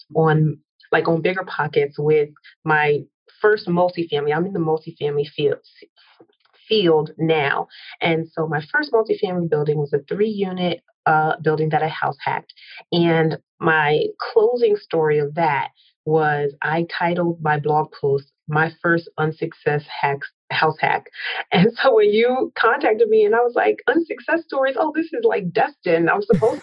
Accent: New Jersey, United States; moved away as an adult; also born or lived in Philadelphia, Pennsylvania / upstate New York / New York City; born in Philly, raised in South Jersey, moved to New York City after I went to college upstate New York

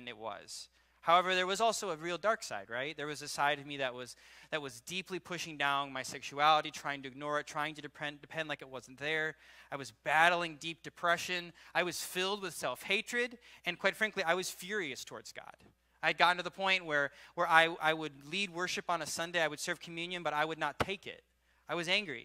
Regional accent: Midwest, United States; also born or lived in Kentucky; I'm a Midwestern boy

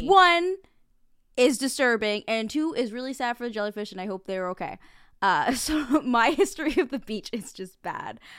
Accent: New Jersey, United States; I am from New Jersey

